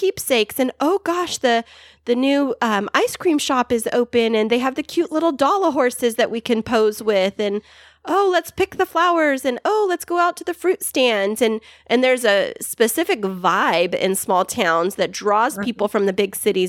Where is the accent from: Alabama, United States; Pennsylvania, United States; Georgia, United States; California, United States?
California, United States; That's what my hometown is doing. I grew up in a town exactly like you're mentioning, but in California.